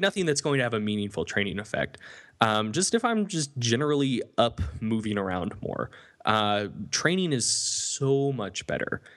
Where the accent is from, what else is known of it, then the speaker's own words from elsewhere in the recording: North Carolina Piedmont, United States; I come from the North Carolina, Piedmont